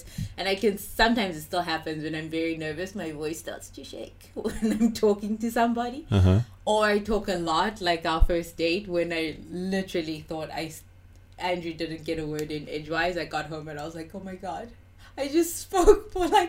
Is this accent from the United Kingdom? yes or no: no; South Africa; moved away; I'm from South Africa.